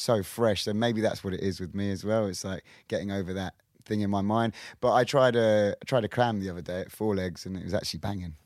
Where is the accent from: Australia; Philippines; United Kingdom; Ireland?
United Kingdom; Kingston, London; we had a McCluskey's in Kingston where I'm from